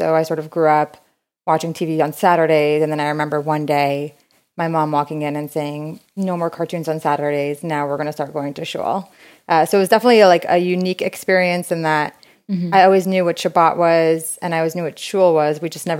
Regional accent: New York City, New York, United States; So I grew up in Brooklyn, New York, born and raised there. My parents are both Israeli.

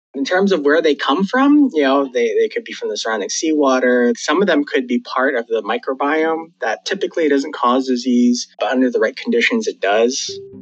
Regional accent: Hawaii, United States; now in Wilmington, United States; I actually was born and raised in Hawaii

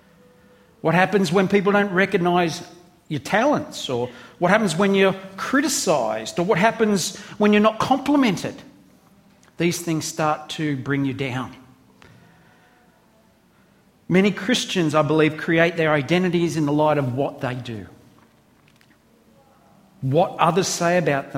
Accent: Australia; I'm an Aussie

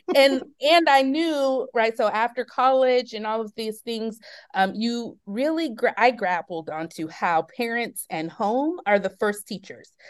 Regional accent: Oakland, California, United States; I was, um, born and raised in Oakland, California. I, um, grew up in the middle of, um, some hard times that were happening in Oakland around the eighties and nineties

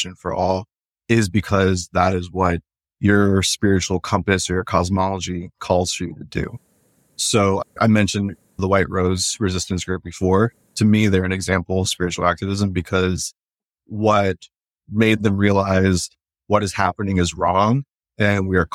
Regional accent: South Florida, United States; moved away as an adult; now in Mid-Atlantic, United States; I was actually born in South Florida and I was raised in Florida

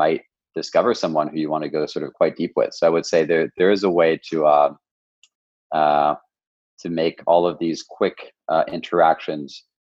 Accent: Paris, Île-de-France, France; English is a second language; I'm actually half French and I grew up in Paris.

